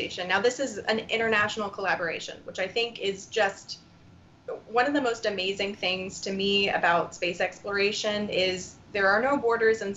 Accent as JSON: {"language": "English", "area": "Brevard County", "region": "Florida", "country": "United States", "tie": "born or raised there", "also_born_or_lived": "Washington, D.C.", "moved": "as an adult", "said": "I grew up in Brevard County"}